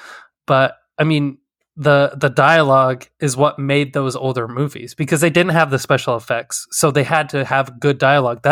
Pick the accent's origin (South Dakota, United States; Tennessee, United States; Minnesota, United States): South Dakota, United States; Did a lot of pheasant hunting in growing up in South Dakota